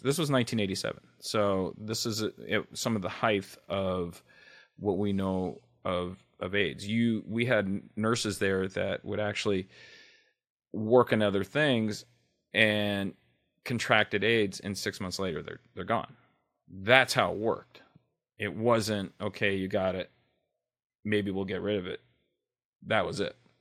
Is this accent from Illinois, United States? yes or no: no; Los Angeles, California, United States; L A native. I grew up, I was born in Hollywood. I'm a, a true Hollywood baby